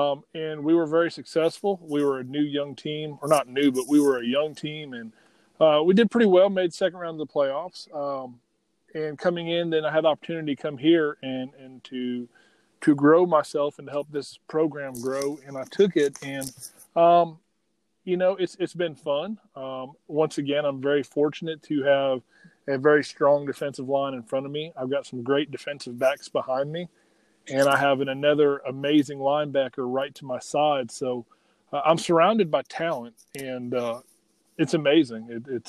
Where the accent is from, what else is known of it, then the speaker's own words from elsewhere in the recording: Alabama, United States; Well, I'm from Alabama, went to high school in Alabama